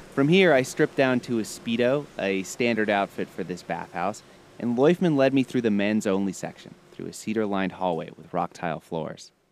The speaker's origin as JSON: {"language": "English", "town": "Minneapolis", "region": "Minnesota", "country": "United States", "moved": "yes", "lives_now": "Chicago, United States", "said": "I'm from Minneapolis"}